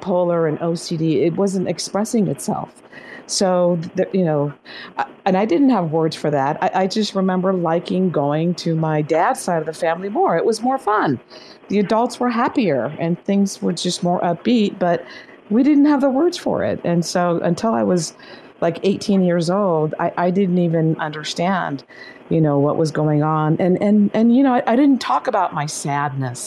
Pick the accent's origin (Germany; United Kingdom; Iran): Iran; moved away; also born or lived in Laguna Beach, California, United States; I grew up in Iran